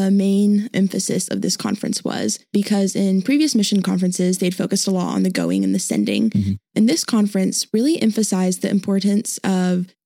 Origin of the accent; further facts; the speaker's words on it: Indonesia; moved away as an adult; now in Arkansas, United States; So um, I grew up in Indonesia for pretty much my whole life, graduated there in COVID 2020, yay. And we moved back to Arkansas after that.